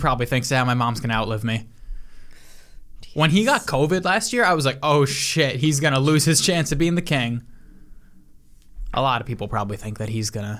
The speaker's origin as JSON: {"language": "English", "country": "United States", "said": "As an American"}